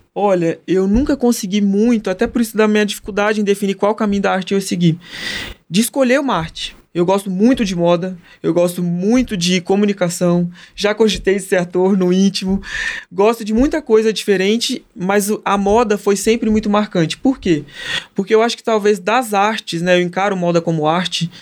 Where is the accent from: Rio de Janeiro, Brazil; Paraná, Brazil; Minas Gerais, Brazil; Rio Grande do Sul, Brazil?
Minas Gerais, Brazil; Patrocínio; now in São Paulo, Brazil; Tenho muita alegria de ser de patrocínio, faz questão. Quando lá em São Paulo me perguntam de onde que você é, de patrocínio, onde que fica?